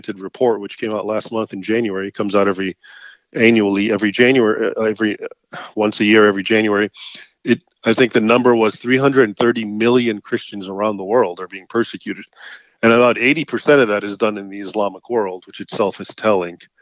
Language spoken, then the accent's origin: English; United States; I was born here in the United States, but my parents both were born and raised, of course, in Egypt